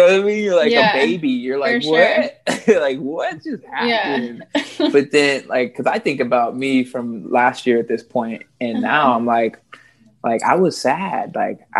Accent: Fresno, California, United States; born or raised there; moved away as an adult; also born or lived in Santa Monica, California

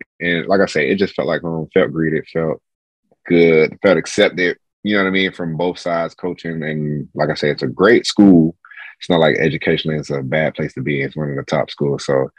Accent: South Florida, United States; So I'm originally from South Florida. So me growing up, naturally, I was a Miami fan.

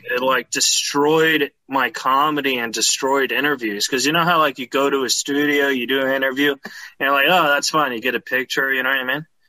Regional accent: California, United States; I grew up in California

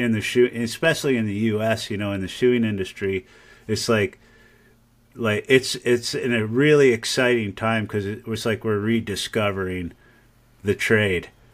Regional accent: Michigan, United States; now in Ames, United States; I grew up in Michigan

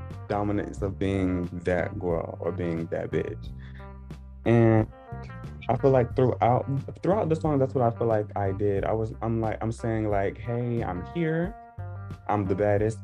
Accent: Statesboro, Georgia, United States; I am from a city called Statesboro in Georgia

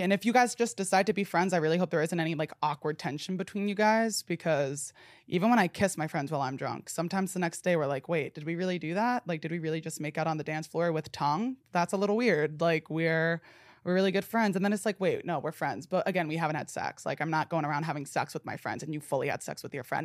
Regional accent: New Jersey, United States; I'm from New Jersey

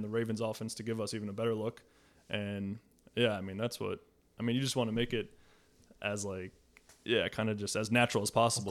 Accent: New Jersey, United States; moved away as an adult; also born or lived in Boston; I grew up in New Jersey, played at Harvard

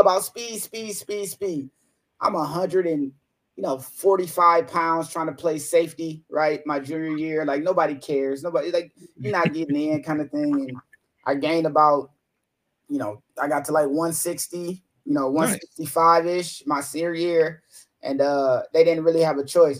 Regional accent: Toledo, Ohio, United States; moved away as an adult; my hometown, Toledo, Ohio

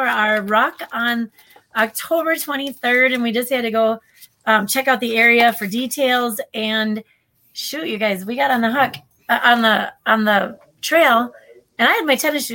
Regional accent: Minnesota, United States; we're from Minnesota

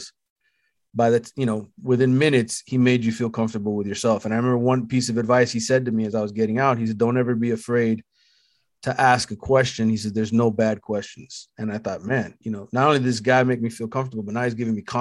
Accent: Miami, Florida, United States; I'm from Miami. I cover the Miami teams

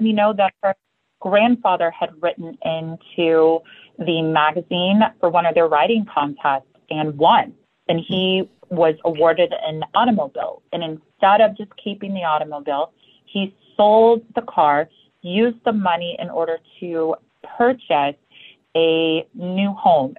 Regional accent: Louisville, Kentucky, United States; I grew up in Louisville, Kentucky.

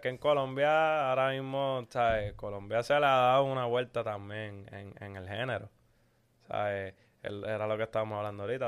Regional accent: Puerto Rico; somos de Puerto Rico

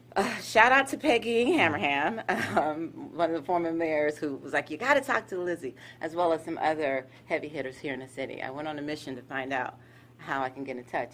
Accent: Gainesville, Florida, United States; also born or lived in Harlem, New York; I am a Harlem girl. However, I grew up here in Gainesville.

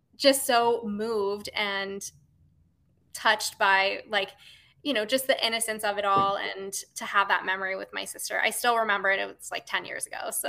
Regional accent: Florida, United States; I grew up in Florida

